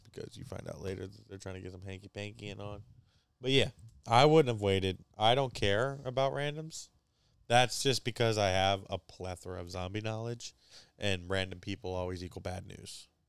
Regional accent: United States; for us Americans

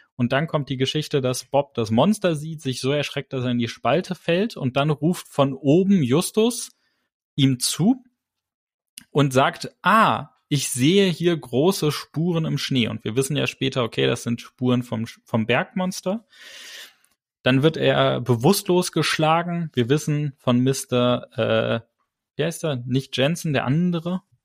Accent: Germany; bei uns in Deutschland gibt es keine Adelstitel

